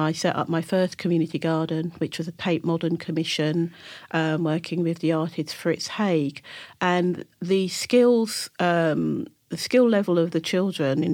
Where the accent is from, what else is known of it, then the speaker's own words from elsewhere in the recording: London, United Kingdom; I grew up in Kennington, Camberwell and Brixton